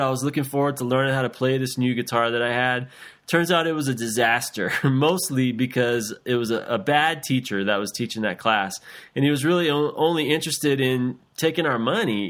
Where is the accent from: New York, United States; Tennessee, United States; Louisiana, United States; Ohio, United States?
Louisiana, United States; South; when I was eight years old, growing up in South Louisiana